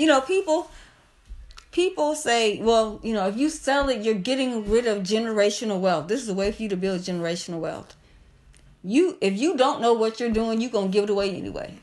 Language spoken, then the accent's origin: English; Kankakee, Illinois, United States; I won't say born, but raised in Kankakee